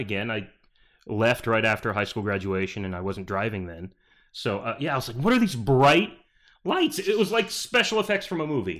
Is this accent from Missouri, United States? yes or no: no; Peoria, Arizona, United States; also born or lived in Bridgeport, Connecticut; moved here when I was eight. We moved to Peoria, Arizona.